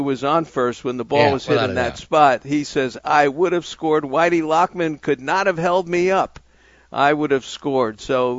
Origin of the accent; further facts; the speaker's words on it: New York City, New York, United States; moved away; I'm a kid from Brooklyn. You know me. I grew up in Brooklyn, New York